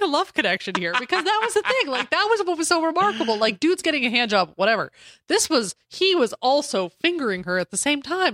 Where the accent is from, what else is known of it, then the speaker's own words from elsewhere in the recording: Denver, Colorado, United States; I grew up in Denver